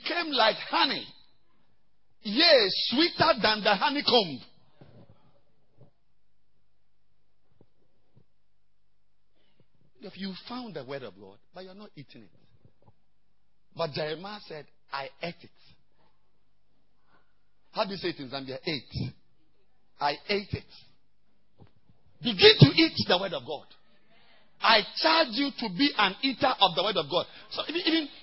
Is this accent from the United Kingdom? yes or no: no; Ghana; I've come from far away